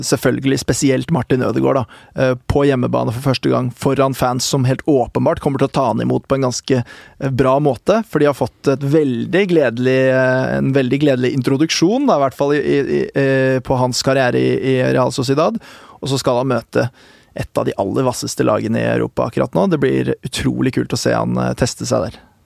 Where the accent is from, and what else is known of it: Norway